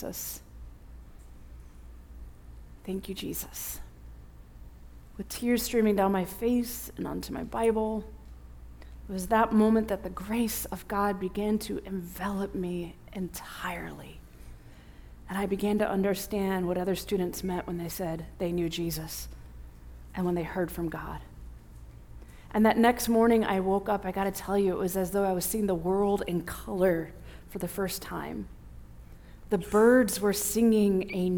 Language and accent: English; Bourbonnais, Illinois, United States; I grew up in Bourbonnais, Illinois, where Olivet Nazarene University is